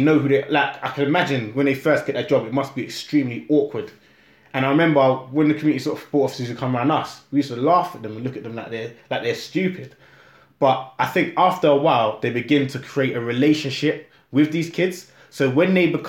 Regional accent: Croydon, London, United Kingdom; Growing up in Croydon, when I was younger, it was bad

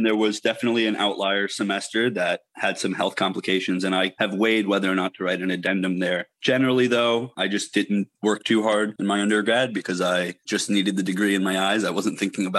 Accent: New York, United States; I'm from New York

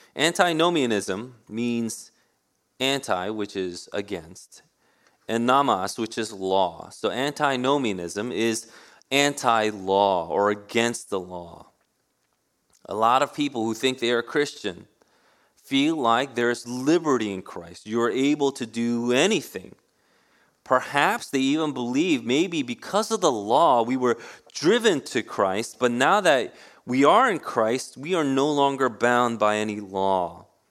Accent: New York City, New York, United States; I grew up in Queens. New York City has always been in my heart. I was born in Manhattan

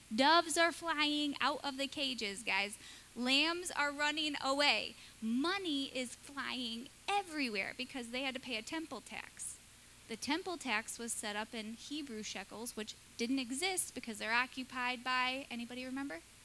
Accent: Michigan, United States; moved away; I grew up in Michigan at the end of a dirt road

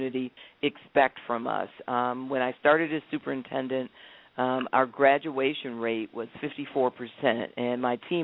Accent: Columbus, Ohio, United States; When I grew up in Columbus. I have the distinction of growing up in a city that has also allowed me to become superintendent of Columbus

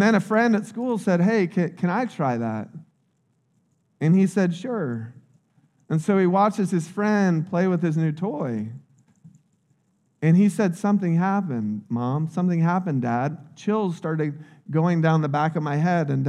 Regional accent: United States; I grew up in Little Polk County.

